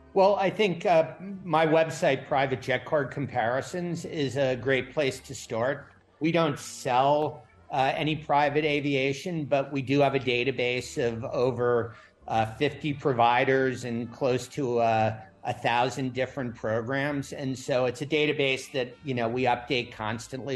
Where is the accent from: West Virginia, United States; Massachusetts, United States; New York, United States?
New York, United States; now in Florida, United States; I grew up in New York before I moved to Florida